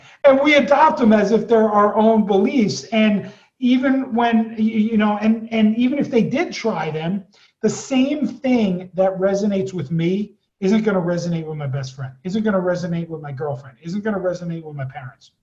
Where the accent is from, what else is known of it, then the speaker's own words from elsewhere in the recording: East Coast, United States; moved away; I was born on the East Coast and raised there